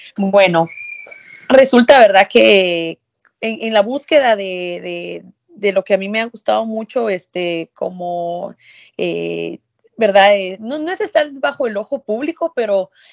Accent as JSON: {"language": "Spanish", "town": "Villa Nueva", "region": "Guatemala Department", "country": "Guatemala", "tie": "born or raised there", "also_born_or_lived": "Quiché", "moved": "as an adult", "lives_now": "New York, United States", "said": "Yo soy de Guate, ¿verdad? Eh, crecí en Villanueva, pero mi familia es de un municipio del Quiché"}